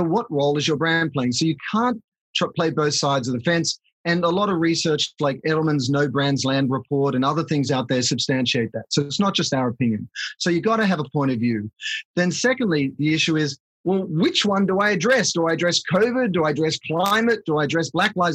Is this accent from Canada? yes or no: no; Australia; moved away as an adult; now in United States; as an Australian, and I've been in the States here for 22 years and I'm a US citizen